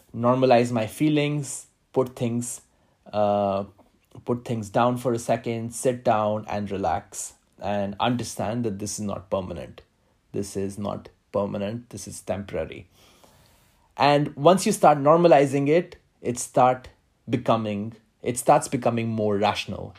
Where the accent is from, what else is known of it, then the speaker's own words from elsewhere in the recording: India; moved away as an adult; also born or lived in Manila, Philippines / Moscow, Russia; now in Brussels, Belgium; I have been born and brought up in India